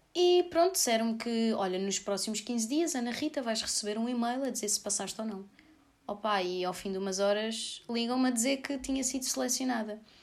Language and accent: Portuguese; Sorraia, Santarém District, Portugal; Rádio Voz de Sorraia aqui da minha terra